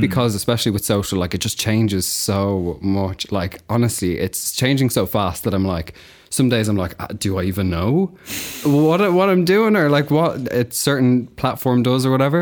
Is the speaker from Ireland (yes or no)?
yes; Kildare, Leinster, Ireland; moved away as an adult; also born or lived in Carlow; now in London, United Kingdom; I'm from Ireland. I'm from a place called Kildare, which is just, like, outside